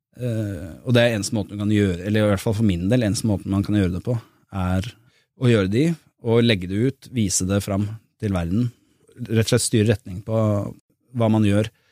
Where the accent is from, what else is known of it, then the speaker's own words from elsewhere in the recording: Drammen, Buskerud, Norway; moved away; also born or lived in Bergen; Jeg flyttet tilbake til Drammen, jeg var født og vokst der.